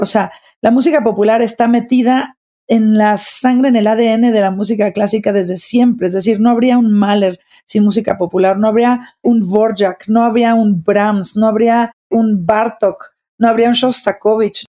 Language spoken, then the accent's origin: Spanish; Mexico; soy directora de orquesta, soy mexicana, soy mamá